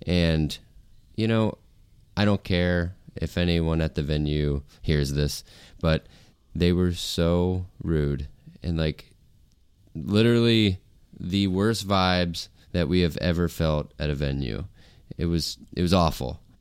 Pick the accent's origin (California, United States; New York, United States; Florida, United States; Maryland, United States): Florida, United States; St. Augustine; moved away as an adult; also born or lived in Nashville; in my hometown, we had one venue where touring bands played, um, and it was called Cafe Eleven